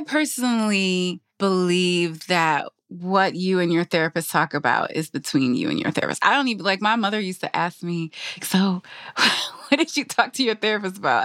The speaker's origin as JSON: {"language": "English", "region": "Michigan", "country": "United States", "tie": "born or raised there", "said": "my parents are from the Caribbean. I grew up in Michigan"}